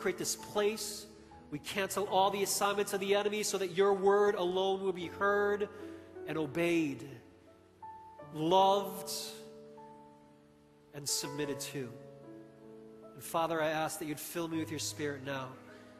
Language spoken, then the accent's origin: English; Chicago, Illinois, United States; moved away; I grew up in Chicago